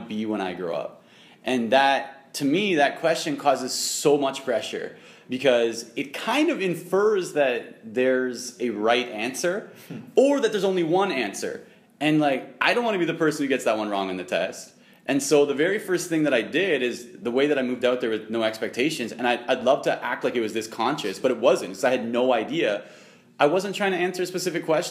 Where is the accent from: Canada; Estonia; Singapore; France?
Canada; also born or lived in Waterloo, Ontario